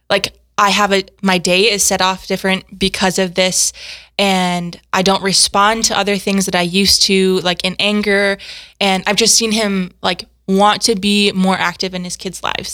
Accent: South Dakota, United States; also born or lived in Steubenville, Ohio; I grew up in Garrettstown, South Dakota.

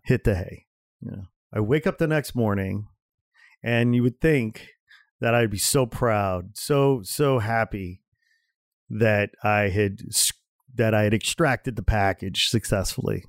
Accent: United States; for me as an American

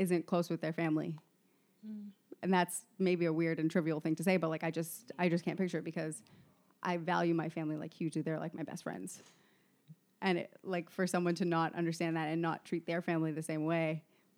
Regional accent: Canada; me also being raised in Canada

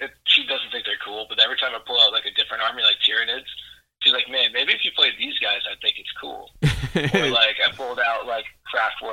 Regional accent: Shelton, United States; I grew up kind of in Shelton, and I grew up going to Clockwork Comics

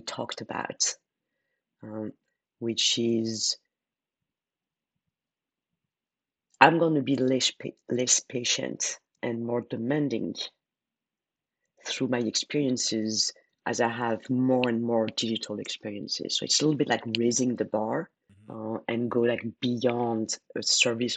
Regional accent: France; accent: French; English is a second language; moved away as an adult; my French accent

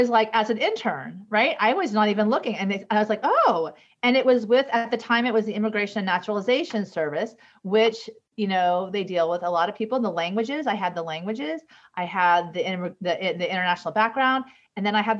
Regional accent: United States; I'm the gringa from the United States

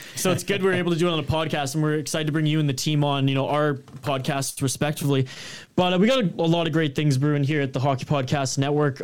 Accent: Canada

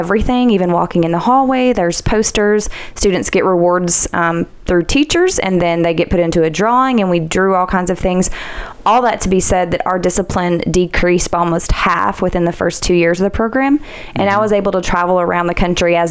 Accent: Goodlettsville, Tennessee, United States; I grew up in Gullettsville

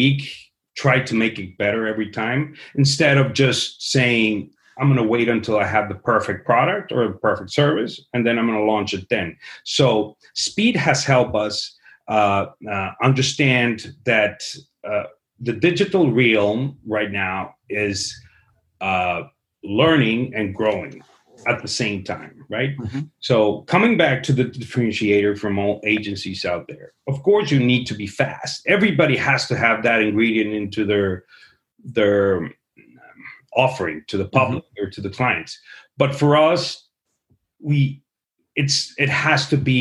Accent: Guadalajara, Jalisco, Mexico; moved away; I am originally from Guadalajara, Jalisco, the tequila town

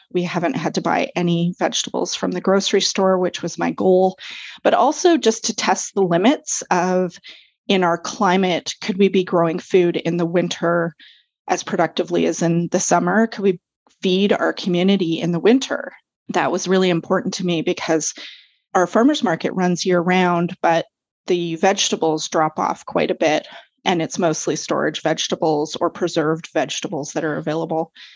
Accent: Vancouver, British Columbia, Canada; moved away as an adult; also born or lived in Comox Valley, Vancouver Island; now in Courtenay, Canada; I'm actually originally from Vancouver. That's where I grew up.

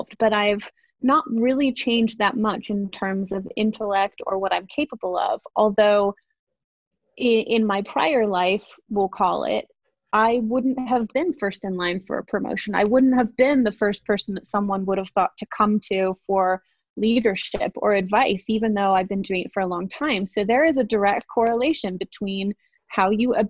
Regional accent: England, United Kingdom; now in United States; I'm originally from England. I've been in the States for a long time, but I grew up in council housing

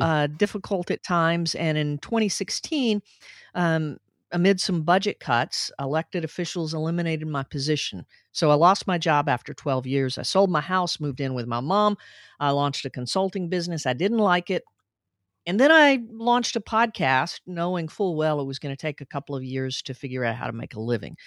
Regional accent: Little Rock, Arkansas, United States; we moved from Northeast Arkansas to Little Rock when I was four

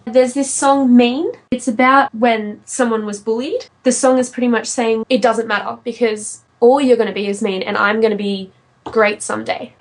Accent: Sydney, New South Wales, Australia; I'm from Sydney in Australia.

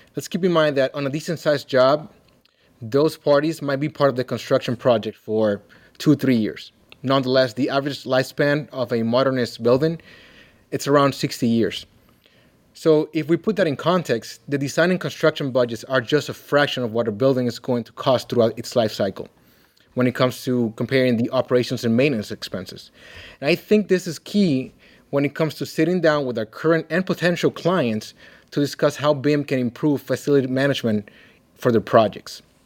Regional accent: Dominican Republic; now in Kalamazoo, United States; I'm originally from the Dominican Republic

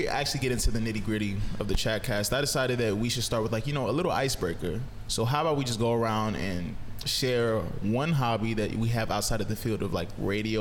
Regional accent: United States; moved away as an adult; now in Sunderland, United Kingdom; I'm from the US

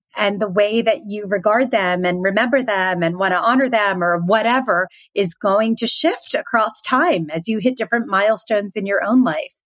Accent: Philadelphia, Pennsylvania, United States; moved away; I'm originally from Philadelphia

